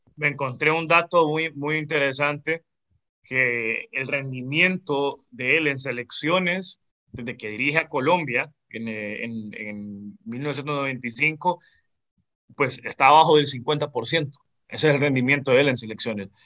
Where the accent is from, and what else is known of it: Honduras